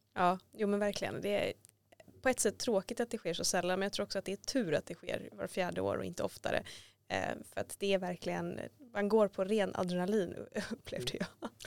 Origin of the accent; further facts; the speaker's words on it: Gothenburg, Västra Götaland, Sweden; now in Stockholm, Sweden; jag är själv från Göteborg och när jag flyttade hit